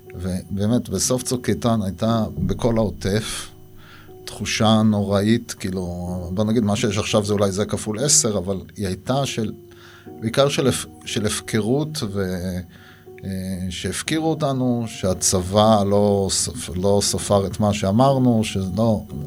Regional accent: Nirim, Southern District, Israel; נולדתי בנירים, אני דור שלישי שם

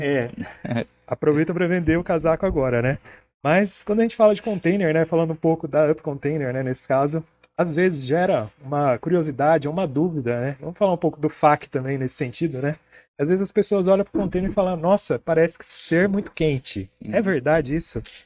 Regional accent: Presidente Prudente, São Paulo, Brazil; a gente é de Presidente Prudente, São Paulo, interior

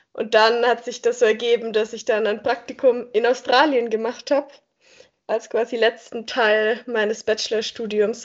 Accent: Göppingen, Baden-Württemberg, Germany; moved away as an adult; now in Lausanne, Switzerland; Ich komme ursprünglich aus Göppingen. Das ist eine kleinere Stadt, die zwischen Stuttgart und Ulm liegt. Und ich bin dort eben aufgewachsen.

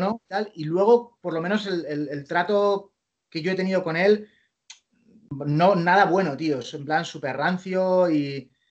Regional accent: Spain; also born or lived in New York, United States; soy un periodista español

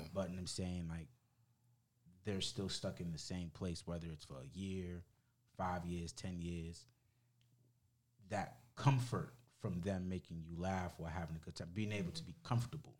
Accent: United States; I'm an American

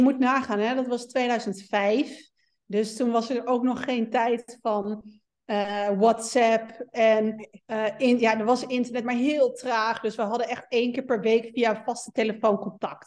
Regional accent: Meppel, Drenthe, Netherlands; moved away; kom oorspronkelijk uit Meppel

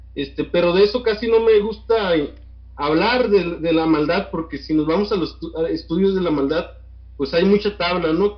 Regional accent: Tecate, Baja California, Mexico; now in Tijuana, Mexico; Yo nací aquí en Tijuana, pero crecí en Tecate en mi adolescencia.

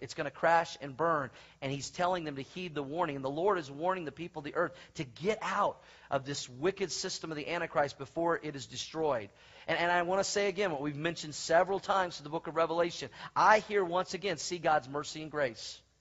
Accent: Oklahoma, United States; moved away; When I was a young boy growing up in Oklahoma

